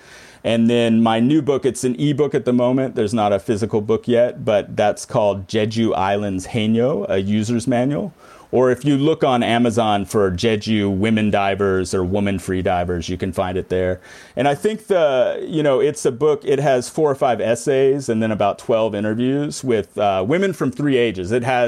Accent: the South, United States; I grew up kind of disparaging Christians, in the South, growing up in the South and this ridiculous tradition and this type of thing.

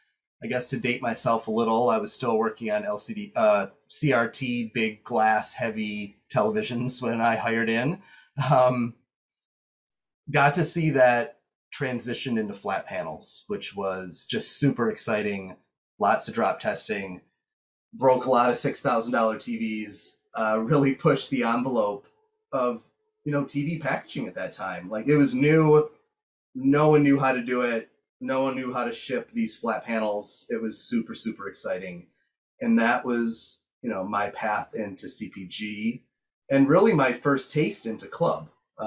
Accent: Detroit, Michigan, United States; Yeah, so I born and raised in Detroit.

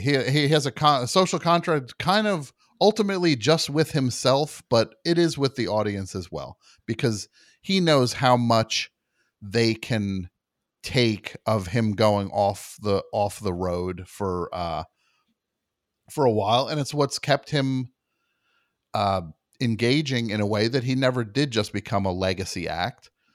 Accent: New Jersey, United States; growing up in New Jersey

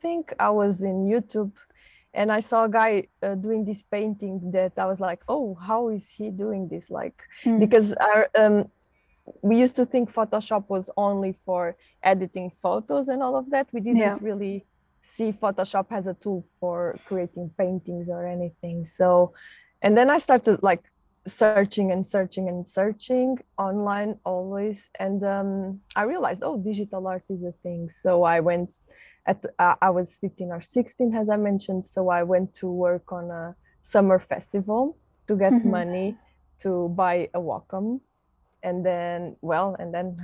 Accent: Portugal; I'm from Portugal

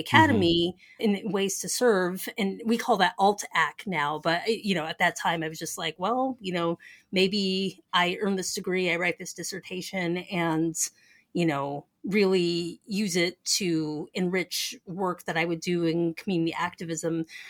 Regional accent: Denver, Colorado, United States; moved away as an adult; where I grew up in Denver

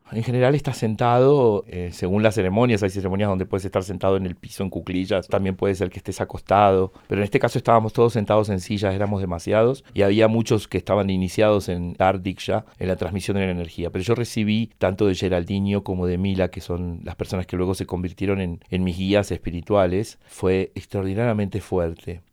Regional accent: Chile, Argentine Patagonia, Argentina; moved away as an adult; now in Buenos Aires, Argentina; había dejado atrás mi pueblo en Chile, mi pueblo en la Patagonia Argentina, la ciudad universitaria donde había hecho mi carrera y estaba ya instalado en Buenos Aires

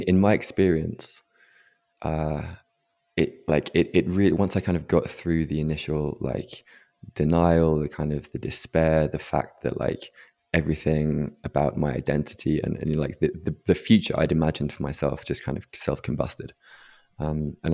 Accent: England, United Kingdom; growing up in England as a man

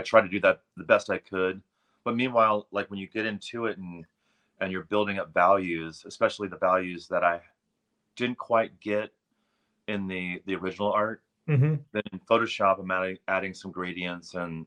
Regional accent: St. Augustine, Florida, United States; I grew up on a farm in St. Augustine, Florida

